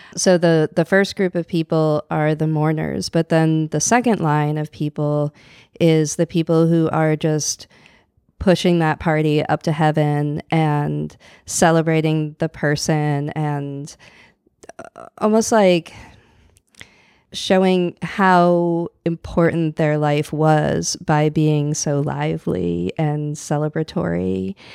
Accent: outside Boston, Massachusetts, United States; moved away as an adult; now in New Orleans, United States; I grew up in outside Boston

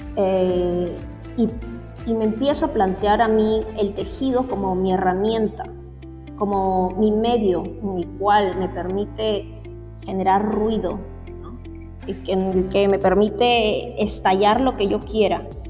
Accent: Lima, Peru; also born or lived in Trujillo / Piura; yo soy, yo nací en Lima, pero toda mi familia es del norte, costa norte del Perú, de Trujillo y de Piura

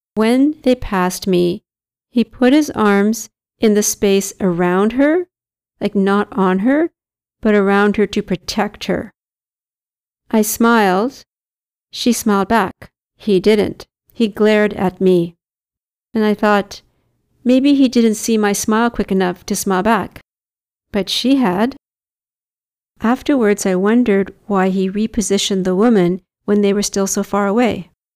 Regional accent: Victoria, British Columbia, Canada; now in Vancouver, Canada; My people are Victorians." From Victoria on Vancouver Island

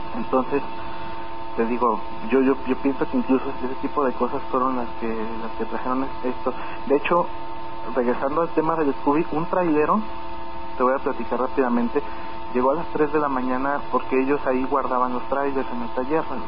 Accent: Mexico City, Mexico; moved away; Yo vengo de la Ciudad de México, yo viví en la Ciudad de México 17 años.

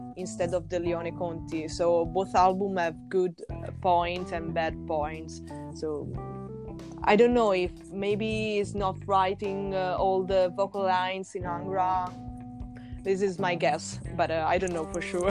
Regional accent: Tuscany, Italy; we are from Italy, so uh, melodic power metal is something that there is really common in Italy. We are coming from Tuscany

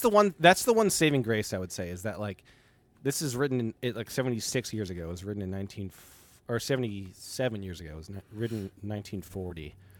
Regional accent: United States; also born or lived in Italy (ancestry); as an American

